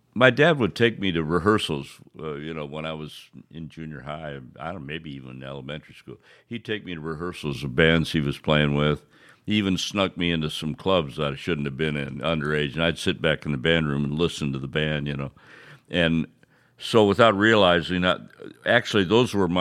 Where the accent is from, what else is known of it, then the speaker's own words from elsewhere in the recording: Quincy, Illinois, United States; In Quincy, Illinois, my hometown